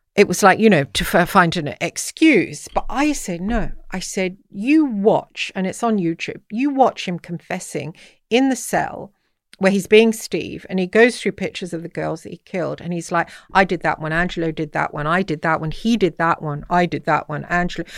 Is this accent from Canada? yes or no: no; England, United Kingdom; also born or lived in Dublin; I'm English